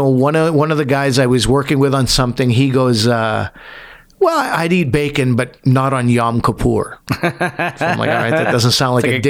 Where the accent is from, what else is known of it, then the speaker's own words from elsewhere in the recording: the Maritimes, Canada; Like, I'm a Muslim from the Maritimes.